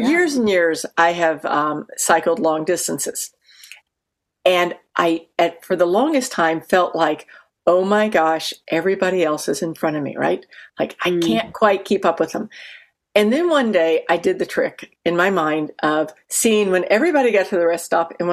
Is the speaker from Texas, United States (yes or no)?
yes; Texas, United States; I'm coming from Texas with the flattest water in the world